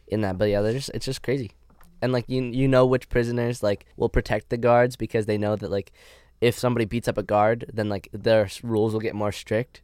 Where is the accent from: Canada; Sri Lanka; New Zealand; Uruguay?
Canada; accent: Canadian; moved away as an adult; now in United States; my Canadian accent